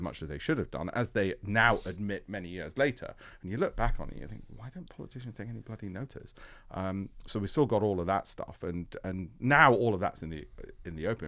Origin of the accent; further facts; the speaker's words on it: Leeds, Yorkshire and the Humber, United Kingdom; I grew up in Leeds.